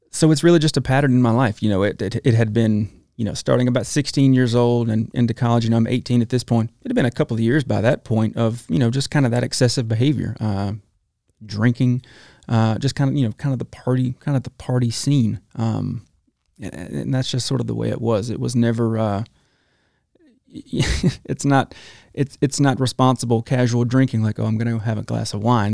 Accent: Talladega, Alabama, United States; also born or lived in Gadsden, Alabama; Spent most of my life in Talladega, Alabama.

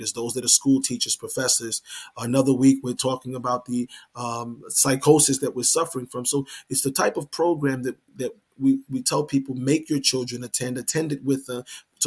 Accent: New York, United States; I'm from New York

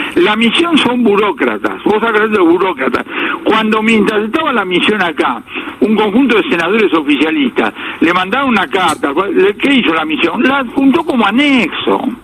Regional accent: Argentina; somos los argentinos

